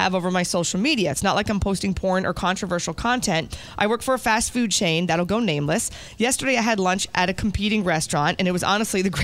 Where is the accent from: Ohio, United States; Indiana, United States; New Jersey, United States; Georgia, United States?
New Jersey, United States; moved away; my parents were born in New York, I grew up in New Jersey